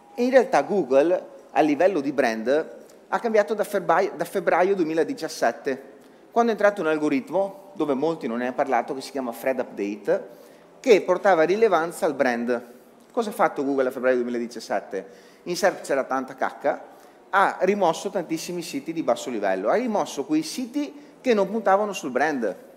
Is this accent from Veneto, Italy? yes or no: yes; Veneto, Italy; sono veneto